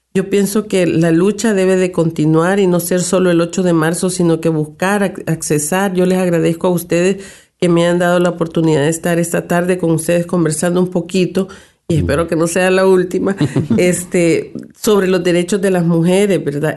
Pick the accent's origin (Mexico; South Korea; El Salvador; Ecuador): El Salvador; now in Canada